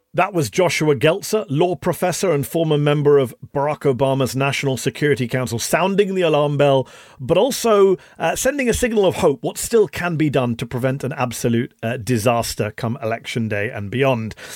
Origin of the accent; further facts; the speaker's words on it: United Kingdom; now in United States; as a Brit watching all of this here in the U S